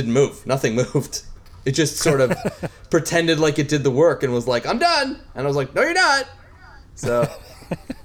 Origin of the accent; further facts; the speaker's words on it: Canada; I'm Canadian and Metric is the norm for us